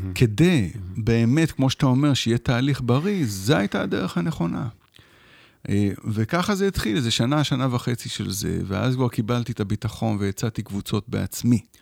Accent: Israel; also born or lived in Shefayim; אני כן גדלתי כאן, בתוך עמי אני יושב

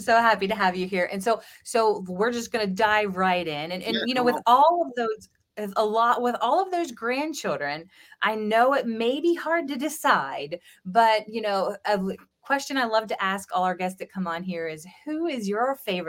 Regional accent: the South, United States; And, you know, no, I don't have a Southern accent, although I am from the South.

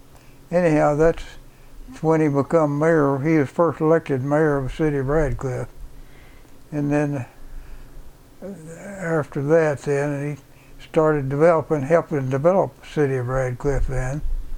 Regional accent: Bowling Green, Kentucky, United States; born there; I was born in Bowling Green, Kentucky when my mother and dad was down there in school.

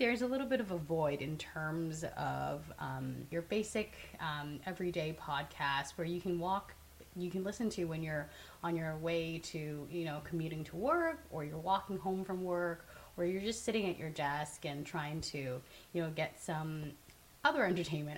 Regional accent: Markham, Ontario, Canada; also born or lived in Hong Kong; now in Toronto, Canada; I was born in Hong Kong, and my family immigrated to Canada when I was 7. So I live in Toronto right now. I grew up in Markham.

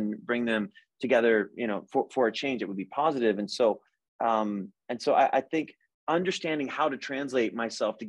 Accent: United States; I didn't choose to be an American. I was born here

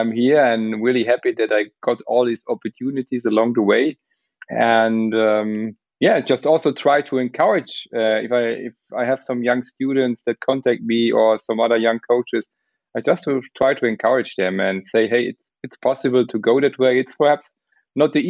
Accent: Luxembourg; moved away as an adult; also born or lived in Munich, Germany; originally I'm coming from Luxembourg. I moved to Munich to make some civil engineering studies

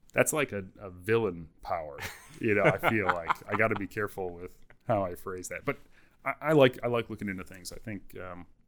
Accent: Wisconsin, United States; I'm from Wisconsin

